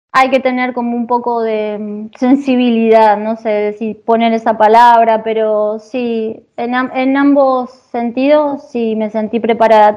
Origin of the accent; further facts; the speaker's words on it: Argentina; moved away as an adult; now in Italy; yo soy de Argentina